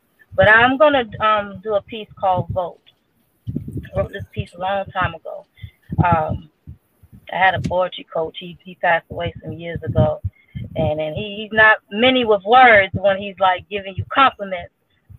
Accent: Germany; born there; So I was born in Germany, but my family's from Trinidad. Not Trinidad and Tobago, but Trinidad, Puerto Rico.

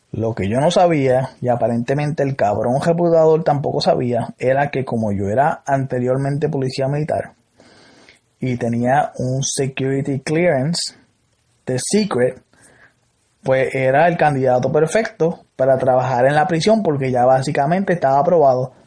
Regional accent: Salinas, Puerto Rico; Yo soy de Salinas

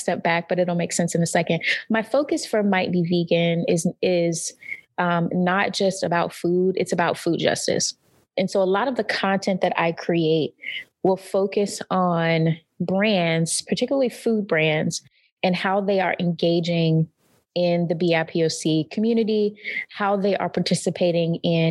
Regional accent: North Carolina, United States; moved away; growing up in North Carolina, we have a ton of pig

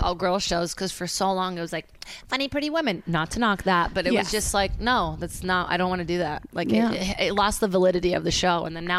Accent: Brazil; now in United States; cause I say I'm from Brazil still, even though people are like Virginia, I'm like, no.

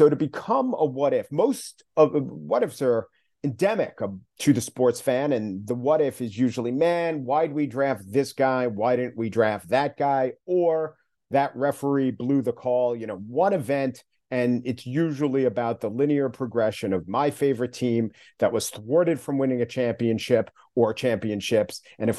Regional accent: Long Island, New York, United States; I grew up on Long Island, the son of teachers

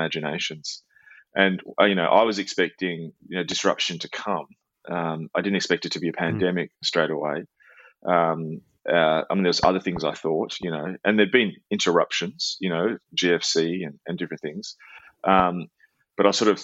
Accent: Melbourne, Victoria, Australia; my hometown of Melbourne

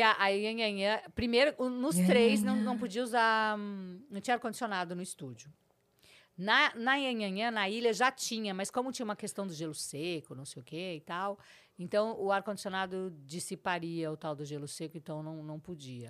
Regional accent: Porto Alegre, Rio Grande do Sul, Brazil; moved away as an adult; also born or lived in São Borja; now in São Paulo, Brazil; Nasci em 61, com três meses de idade, viemos de Jeep para Porto Alegre

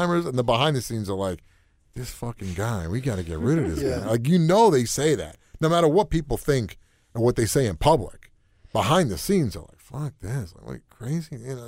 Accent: New York, United States; Listen, I mean, we're from New York. We know jack shit about Kansas.

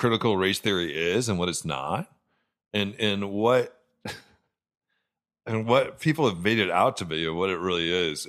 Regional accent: New Mexico, United States; also born or lived in Chicago / Los Angeles; And I was born in Chicago, but then I spent junior high and high school in New Mexico. Incredibly different place than Chicago. Then moved to LA, first time on the West Coast.

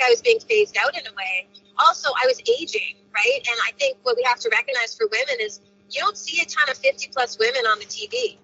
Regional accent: Brandon, Manitoba, Canada; my career started in Brandon, Manitoba, my hometown

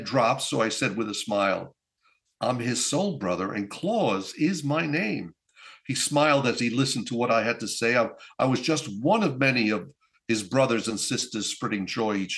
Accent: northern Italy, Italy; moved away; I was in my hometown in Italy, in northern Italy

